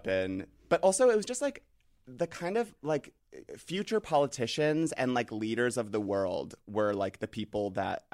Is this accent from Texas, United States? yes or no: no; Los Angeles, California, United States; I grew up in West LA.